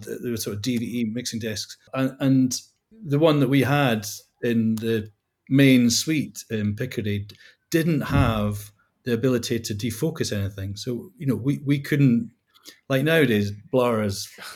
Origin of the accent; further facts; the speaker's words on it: Scotland, United Kingdom; moved away; growing up in Scotland